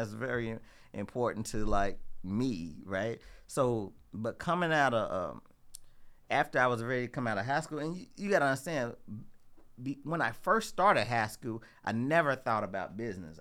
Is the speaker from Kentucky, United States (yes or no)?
yes; Louisville, Kentucky, United States; I'm originally from Louisville. Um, you know, I grew up in the west, west end part of Louisville.